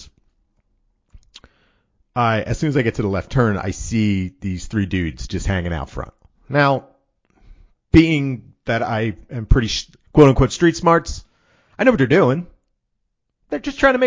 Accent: Philadelphia, Pennsylvania, United States; I'm from Philadelphia. I've grown up in Philadelphia

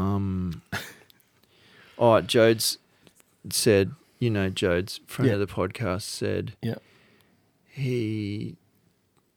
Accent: Australia; we're from Australia

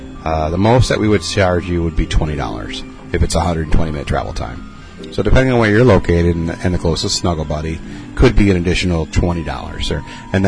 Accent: Minneapolis, Minnesota, United States; Yeah, no, sir. I'm from Minneapolis.

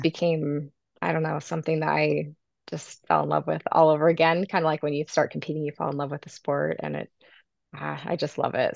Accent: Sandy, Utah, United States; also born or lived in Herriman, Utah; I'm from Sandy, Utah, but I live now in Harriman, Utah

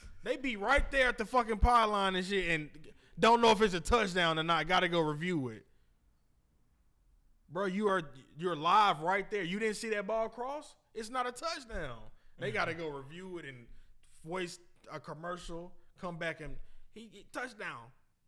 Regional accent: Athens, Georgia, United States; I'm from Athens.

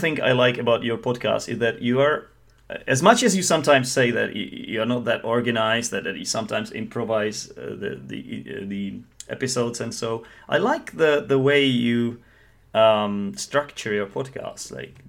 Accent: Czechia; English is a second language; and I am from the Czech Republic

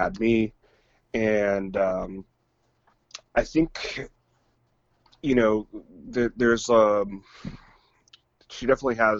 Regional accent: Redwood City, California, United States; also born or lived in San Bruno; Redwood City. And I grew up pretty much spent my whole life there, until I moved up here.

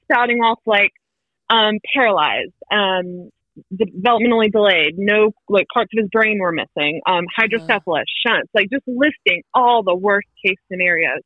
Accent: Wilmington, North Carolina, United States; moved away as an adult; now in Winston-Salem, United States; I was born and raised in Wilmington, met my husband in Wilmington

